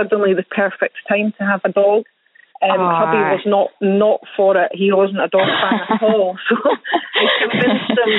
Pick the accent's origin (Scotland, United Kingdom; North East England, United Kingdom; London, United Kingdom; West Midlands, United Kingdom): Scotland, United Kingdom; Edinburgh; Whole life, yes. Born and bred. Edinburgh is my hometown